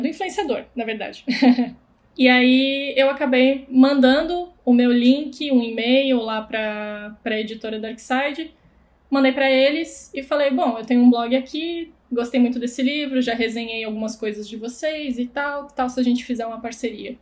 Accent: Blumenau, Santa Catarina, Brazil; Sou de Blumenau, onde inclusive conheci Camila

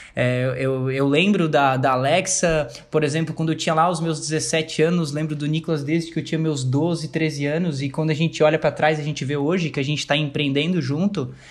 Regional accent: Blumenau, Santa Catarina, Brazil; sou natural de Blumenau

